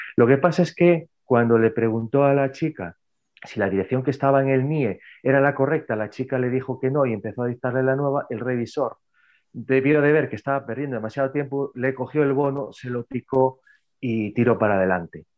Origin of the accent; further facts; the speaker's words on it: Narón?, north of A Coruña province, Galicia, Spain; also born or lived in Santiago de Compostela; Está al norte de la provincia de A Coruña, en Galicia, España